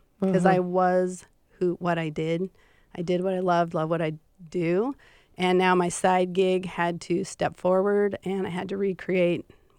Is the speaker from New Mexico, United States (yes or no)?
no; Montana, United States; accent: Montana accent; moved away; I am from Montana